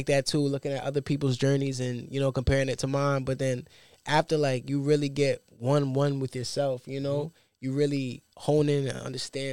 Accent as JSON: {"language": "English", "town": "New York City", "region": "New York", "country": "United States", "said": "I'm from Brooklyn, Bed-Stuy, New York"}